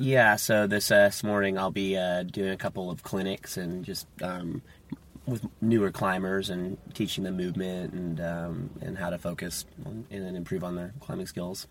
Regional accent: Tollhouse, California, United States; I'm a California native. I was uh, born and raised in Toll House, which is near Yosemite Valley, and it's kind of between Fresno and Yosemite

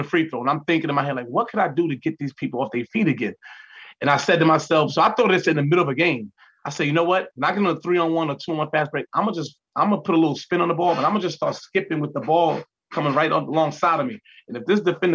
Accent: New York City, New York, United States; I'm a young kid. I'm from Queens.

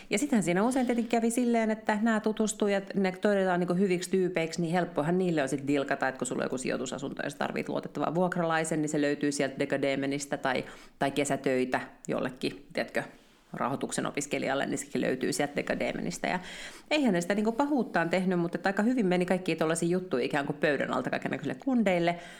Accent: Finland; me ollaan suomenruotsalaisia Suomessa

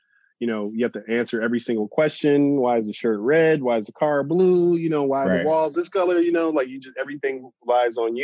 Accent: Chicago, Illinois, United States; growing up in Chicago

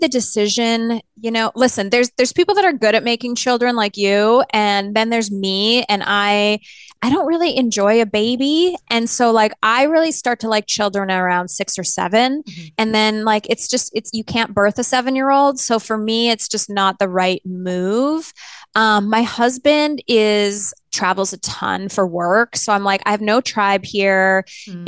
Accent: Canada; I grew up in Canada

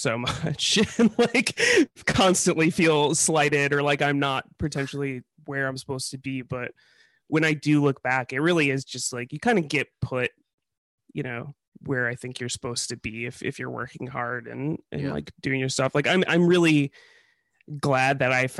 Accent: Chicago, Illinois, United States; moved away; I come from Chicago

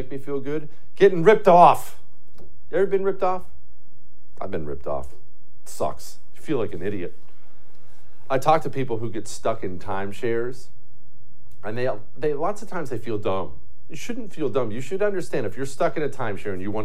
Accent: United States; I'm an American citizen

